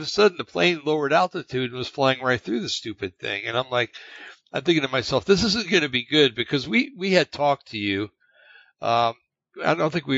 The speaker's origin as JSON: {"language": "English", "region": "New Jersey", "country": "United States", "tie": "born or raised there", "said": "I grew up in New Jersey"}